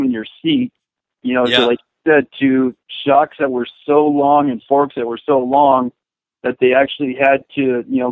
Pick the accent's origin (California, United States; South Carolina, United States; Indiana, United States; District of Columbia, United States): California, United States; Saddleback and Carlsbad, Southern; growing up at the original Saddleback in the State Country and Carlsbad